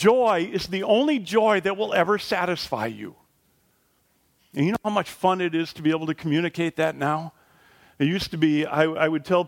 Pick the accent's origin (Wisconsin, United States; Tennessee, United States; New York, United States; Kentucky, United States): Wisconsin, United States; I was born in Wisconsin